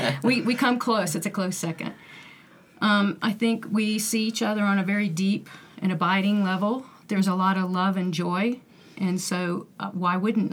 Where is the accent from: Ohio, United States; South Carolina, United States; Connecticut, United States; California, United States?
South Carolina, United States; Simpsonville; I'm from Simpsonville, South Carolina. Holy Cross is my church home.